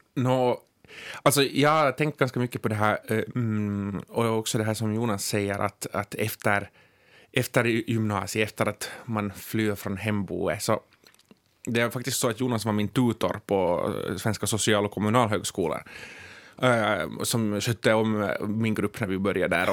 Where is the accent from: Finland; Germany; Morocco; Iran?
Finland; Ekenäs, Uusimaa; accent: Ekenäs dialect; moved away as an adult; also born or lived in Tenala; jag har gått i Tenala i, i grundskolan, dagis och gymnasiet i Ekenäs